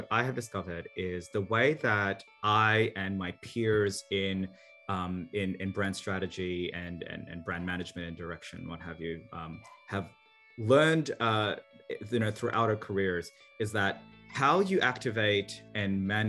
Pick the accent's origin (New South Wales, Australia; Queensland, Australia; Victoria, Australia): New South Wales, Australia; Sydney; moved away; also born or lived in Manila, Philippines / Santa Barbara, United States; Personally, I was born in Manila, Philippines during the Marcos dictatorship, and my family fled that turmoil to Sydney, Australia, where this weird accent comes from. And then at some point, we also moved to Santa Barbara, California.